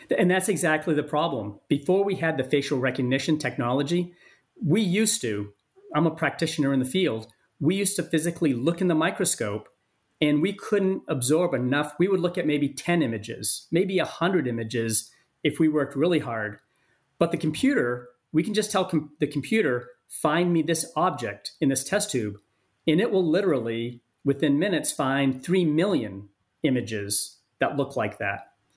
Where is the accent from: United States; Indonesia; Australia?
United States; Maine; moved away; also born or lived in San Diego; my home state of Maine